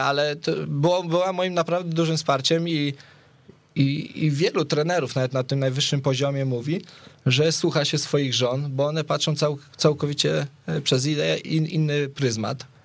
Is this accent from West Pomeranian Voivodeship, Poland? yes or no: yes; Szczecin, West Pomeranian Voivodeship, Poland; u nas w Szczecinie